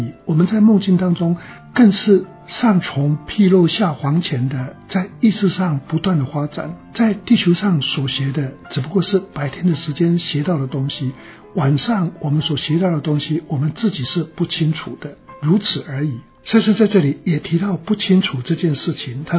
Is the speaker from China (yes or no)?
yes; China; 我觉得这个跟我们中国人的道家的一些想法是蛮相近的。